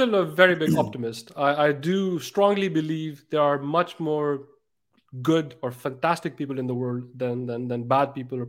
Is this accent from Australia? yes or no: no; Pakistan; And I'm from Pakistan. I also want to do things there.